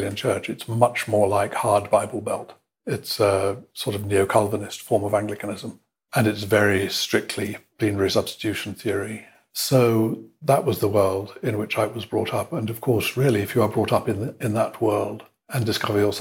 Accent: England, United Kingdom; moved away; also born or lived in Mexico / Brazil / Bolivia / Chile; I'm an Englishman of a certain age. I'm 60-year-old Englishman

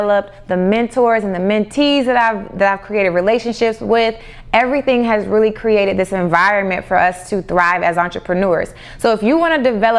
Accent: the South, United States; growing up in the South

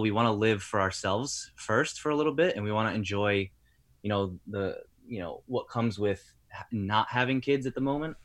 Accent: Rhode Island, United States; also born or lived in Tampa; now in New Jersey, United States; that's where I'm from originally.

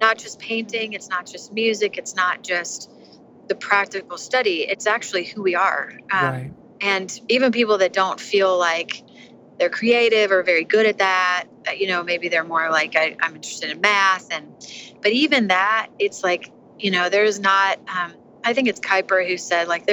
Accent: St. Louis, Missouri, United States; moved away as an adult; also born or lived in Nashville, Tennessee; I am from St. Louis, Missouri

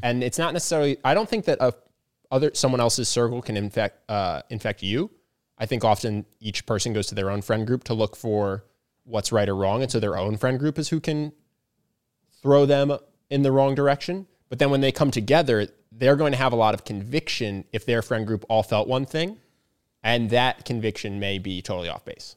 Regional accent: Pennsylvania, United States; growing up in Pennsylvania.

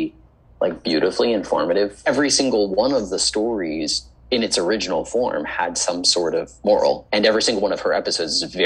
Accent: Arlington, Virginia, United States; moved away as an adult; also born or lived in Los Angeles / Charlottesville, Virginia; now in New York City, United States; when I was growing up in Arlington on Lee Highway, there was a Blockbuster Video

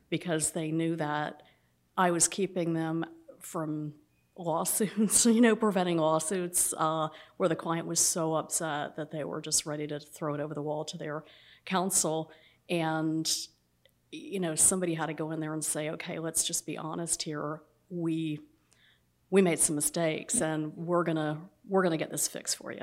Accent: Atlanta, Georgia, United States; moved away as an adult; also born or lived in New England; growing up in Atlanta

